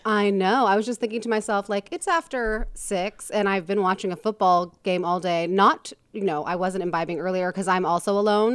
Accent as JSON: {"language": "English", "region": "Midwest", "country": "United States", "said": "I'm from the Midwest"}